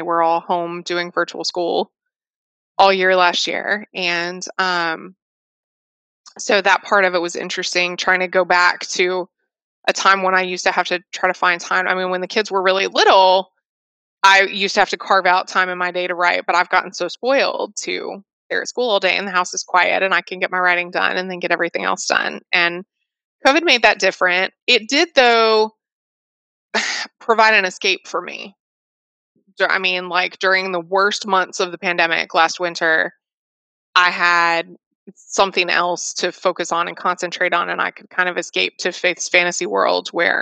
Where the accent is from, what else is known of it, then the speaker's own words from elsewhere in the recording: Fort Worth, Texas, United States; I grew up in Fort Worth.